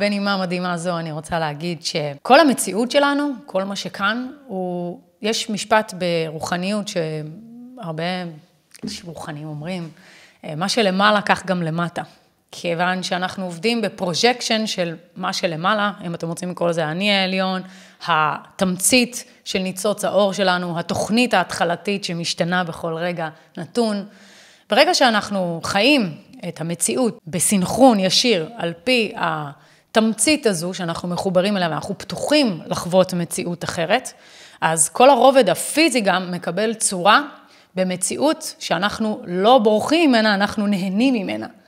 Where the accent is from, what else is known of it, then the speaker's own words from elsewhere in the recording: Israel; אני ישראלית. זה סמליות למציאות שלי שאני חיה בארץ ישראל וזו המדינה שלי